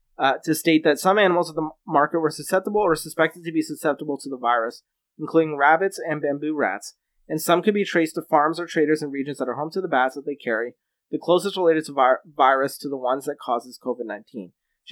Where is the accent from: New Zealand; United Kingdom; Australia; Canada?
Canada; which constitutionally you have every right to do as a Canadian.